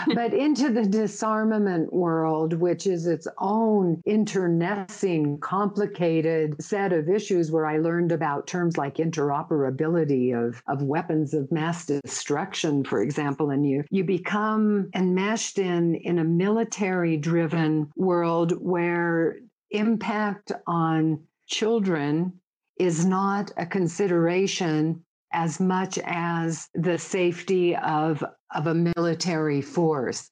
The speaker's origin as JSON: {"language": "English", "country": "United States", "said": "I don't think I ever felt discriminated against as a woman or as an American"}